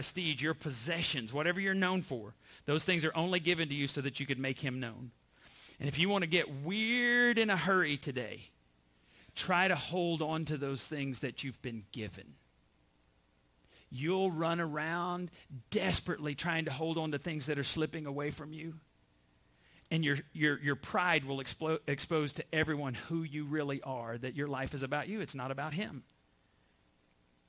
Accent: Borger, Texas, United States; I was born in Borger, Texas

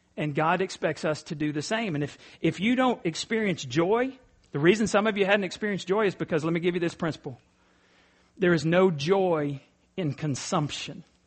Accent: East Texas, United States; I'm from East Texas

